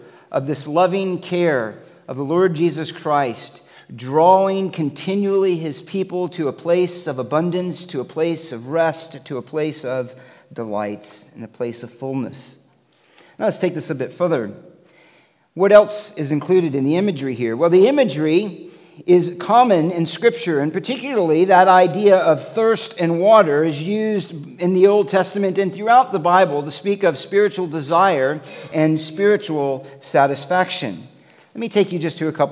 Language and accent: English; Florida, United States; moved away; I grew up in Florida